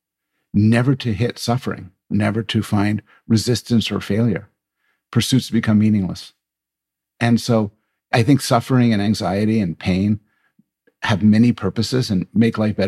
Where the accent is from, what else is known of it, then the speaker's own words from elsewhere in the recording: Canada; I'm Canadian